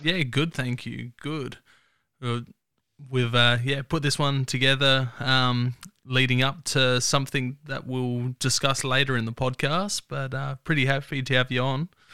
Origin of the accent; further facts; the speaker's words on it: Mount Torrens, South Australia, Australia; I grew up in Mount Torrens, so nice, nice and close.